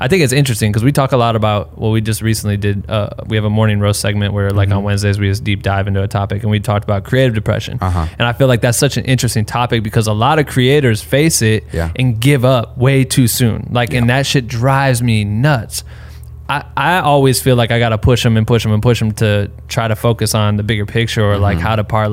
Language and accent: English; Iowa, United States; I'm from Iowa